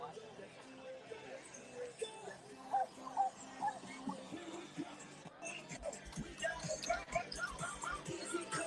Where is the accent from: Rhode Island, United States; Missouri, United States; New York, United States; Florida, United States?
New York, United States; New York City; also born or lived in Uptown Bronx (Edgewood Projects); I grew up in the South Bronx, mostly